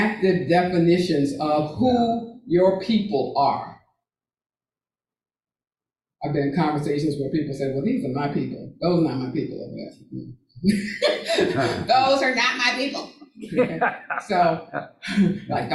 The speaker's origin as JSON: {"language": "English", "region": "Texas", "country": "United States", "tie": "born or raised there", "moved": "yes", "said": "my home state of Texas"}